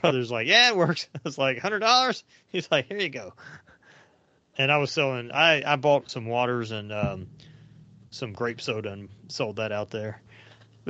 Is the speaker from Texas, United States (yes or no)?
no; Commerce, Georgia, United States; I grew up kind of around the Atlanta Dragway or whatever it was called, Atlanta Dragway, I guess, that was in Commerce